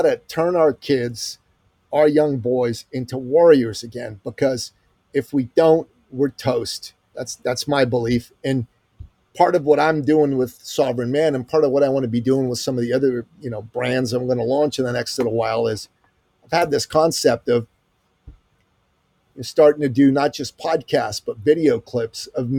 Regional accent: Iran; I'm from Iran

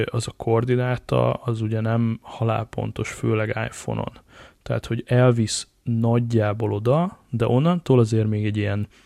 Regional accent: Hungary; és akkor most itt össze is szégyelem magam, de nagyon gyorsan, mint, mint magyar

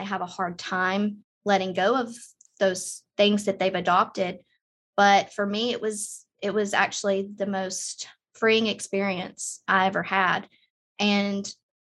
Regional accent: Southern United States, United States; I grew up in the Southern United States

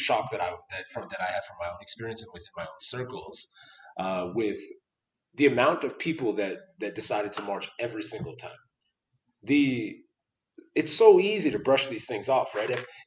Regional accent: Toronto, Ontario, Canada; now in Calgary, Canada; someone who's from Toronto, a very multicultural city

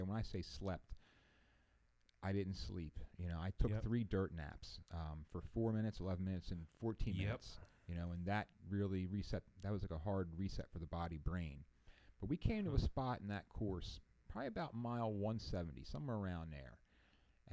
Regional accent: East Coast, United States; I'm from the East Coast

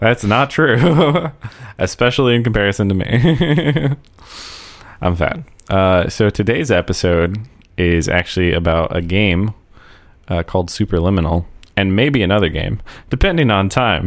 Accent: United States; as an American

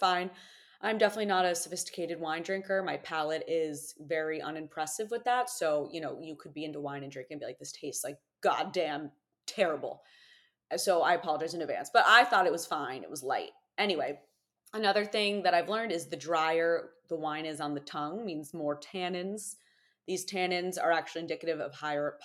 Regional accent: United States; as an American

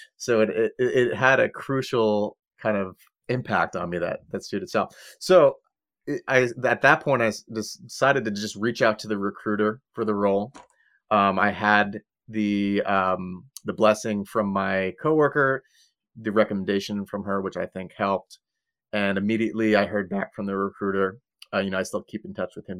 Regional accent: Long Island, New York, United States; now in California, United States; I'm originally from Long Island

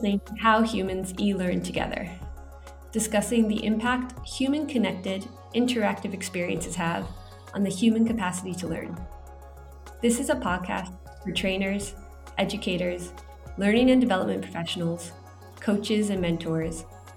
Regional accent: United States; I grew up in America

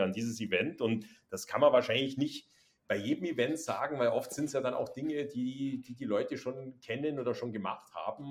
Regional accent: Bavaria, Germany; accent: süddeutscher Zungenschlag; now in Hamburg, Germany; als Bayer

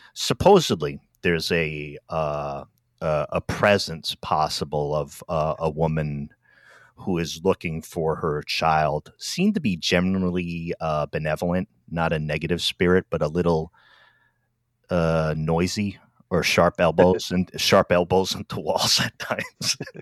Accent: Rhode Island, United States; moved away; also born or lived in Washington, D.C. / Silver Spring, Maryland; I'm from Rhode Island originally, but my first stop outside of that area where I grew up

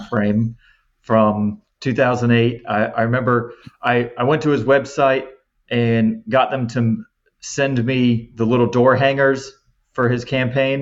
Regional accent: Jacksonville, Florida, United States; now in Naples, United States; I have two younger siblings and we grew up in Jacksonville, Florida

